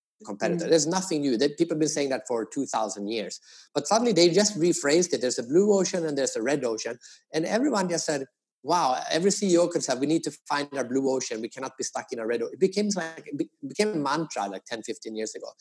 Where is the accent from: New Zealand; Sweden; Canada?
Sweden; also born or lived in United States; now in Asia; I am from Sweden. I used to live in the US, but now I've been living in Asia for 15 years